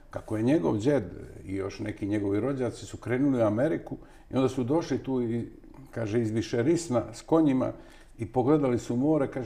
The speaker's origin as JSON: {"language": "Croatian", "town": "Novi Sad", "region": "Vojvodina", "country": "Serbia", "tie": "born or raised there", "said": "ja sam odrastao i rođen u onom istočnom delu bivše socijalističke federativne republike Jugoslavije. Rođen sam u Novom Sadu"}